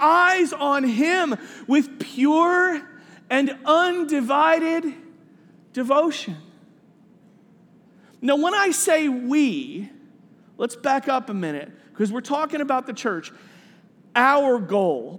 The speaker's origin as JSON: {"language": "English", "town": "New York City", "region": "New York", "country": "United States", "tie": "born or raised there", "also_born_or_lived": "Minnesota", "moved": "as an adult", "said": "I grew up in Staten Island"}